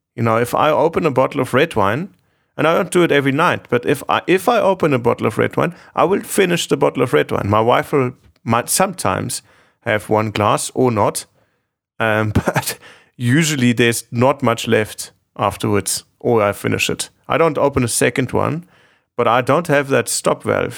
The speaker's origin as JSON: {"language": "English", "town": "Munich", "region": "Bavaria", "country": "Germany", "tie": "born or raised there", "said": "I grew up in Munich, in Germany, and there's a big, big drinking culture"}